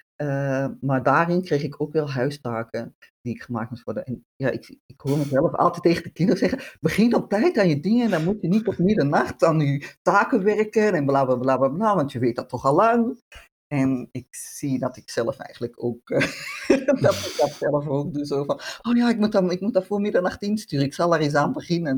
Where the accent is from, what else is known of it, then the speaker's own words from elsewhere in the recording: Utrecht, Netherlands; accent: Dutch; moved away as an adult; also born or lived in Antwerp, Belgium / Bornem, Belgium; now in Mechelen, Belgium; ik ben inderdaad ja, geboren in Nederland, in Utrecht